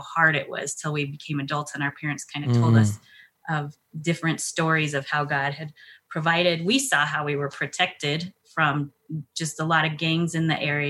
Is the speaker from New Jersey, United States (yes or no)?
no; El Paso, Texas, United States; now in Colorado, United States; I'm originally from El Paso, Texas